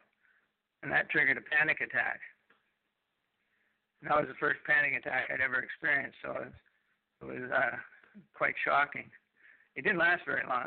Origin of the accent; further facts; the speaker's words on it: Canada; also born or lived in Manitoulin Island, Ontario; I'm a Canadian